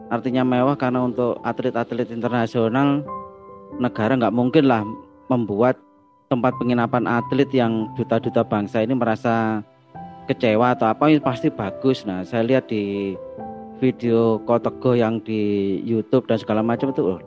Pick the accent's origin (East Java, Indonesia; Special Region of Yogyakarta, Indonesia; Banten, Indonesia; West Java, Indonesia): East Java, Indonesia; Malang; kotaku ini aslinya Malang tapi bekerjanya di Jakarta